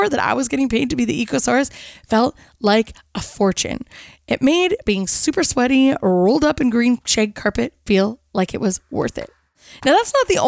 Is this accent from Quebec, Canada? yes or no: no; Kelowna, British Columbia, Canada; around the city of Kelowna, my hometown